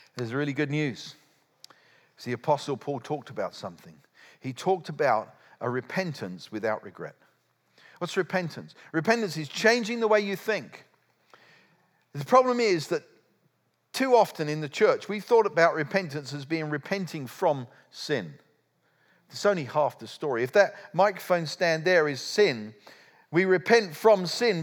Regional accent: United Kingdom; I'm a Brit

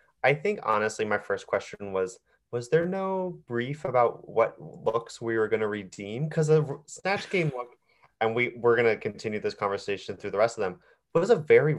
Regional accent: New Jersey, United States; moved away; also born or lived in upstate New York; Growing up in Jersey and being in upstate New York

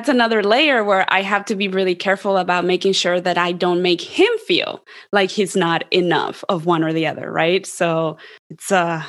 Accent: Columbus, Ohio, United States; Columbus, Ohio, which is where I grew up. And there was like, no one looked like me, and definitely no one sounded like me.

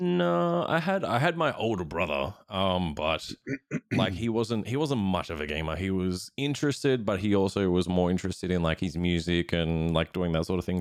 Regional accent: Australia; being an Australian streamer

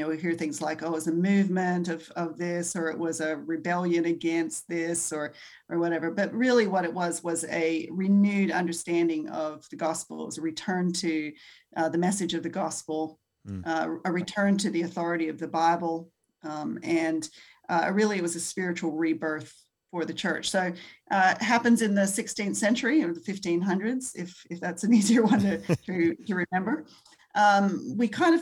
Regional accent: Australia; I grew up here in Australia

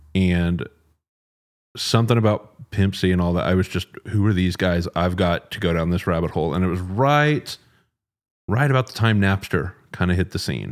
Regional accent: Dallas, Texas, United States; moved away as an adult; now in Austin, United States; I'm originally from Dallas, um, moved to Austin nine-ish years ago

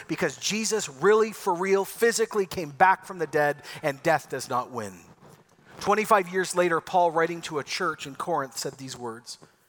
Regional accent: Ecuador; See, I grew up in Ecuador in the 80s. I lived on a volcano 10,000 feet above sea level. I had an epic childhood.

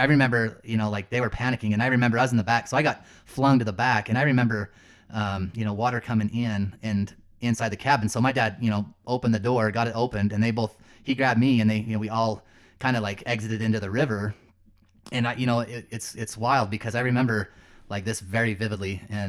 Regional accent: Lehi, Utah, United States; So yeah, I grew up in Lehi, Utah. back then it was a small town.

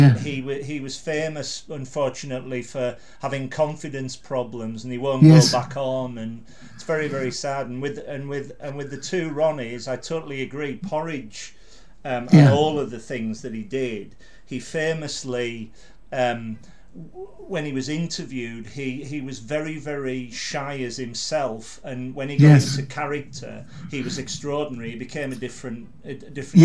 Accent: Carlisle, North West England, United Kingdom; I was brought up in Carlisle

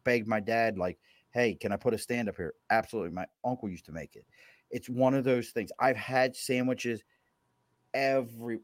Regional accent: Baltimore, Maryland, United States; moved away; also born or lived in Philadelphia; Growing up in Baltimore

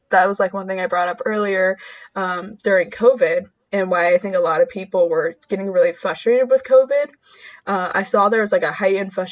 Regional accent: Saginaw, Michigan, United States; born there; I was born in Saginaw and would go back and visit every now and then and like our almost every corner store had bulletproof glass.

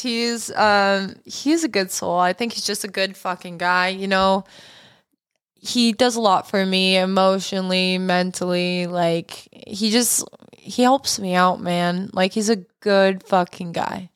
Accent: Canada; also born or lived in Los Angeles, United States; now in United States; I'm Canadian

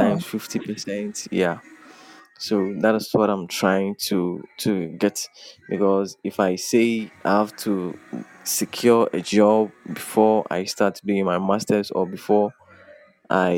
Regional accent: Eastern Region, Ghana; Eastern region. I'm from the Eastern region

